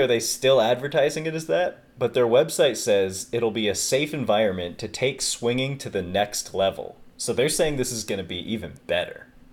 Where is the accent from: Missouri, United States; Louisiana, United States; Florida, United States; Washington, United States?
Washington, United States; near Microsoft headquarters; I grew up not too far from the Microsoft headquarters